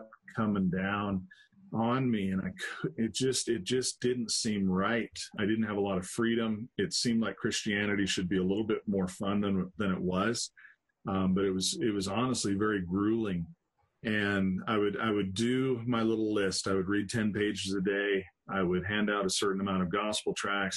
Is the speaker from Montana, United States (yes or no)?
yes; Helena, Montana, United States; also born or lived in Dillon, Montana; I was born in Montana. Spent a lot of my life there. And born in a town called Helena